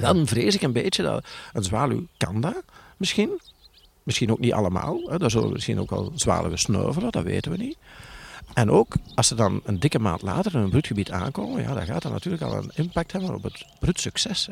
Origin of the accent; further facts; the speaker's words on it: Tessenderlo, Flanders, Belgium; bij ons in Torp in oh. Tersenderlo